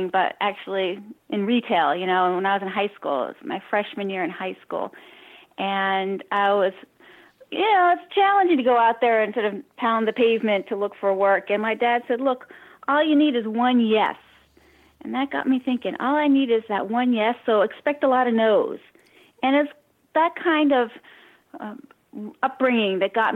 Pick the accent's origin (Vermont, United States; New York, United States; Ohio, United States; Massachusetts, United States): Massachusetts, United States; Cambridge; now in San Diego, United States; I grew up in Cambridge, Massachusetts